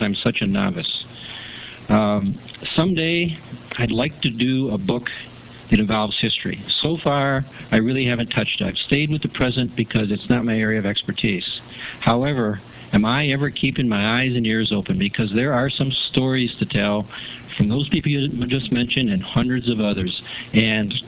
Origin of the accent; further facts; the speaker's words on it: United States; accent: American; moved away as an adult; now in Powell River, Canada; I'm American as soon as I open my mouth